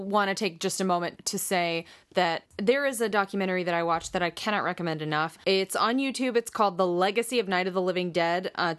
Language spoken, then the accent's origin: English; Pittsburgh, Pennsylvania, United States; I got a call to come back and audition for a film in my hometown of Pittsburgh.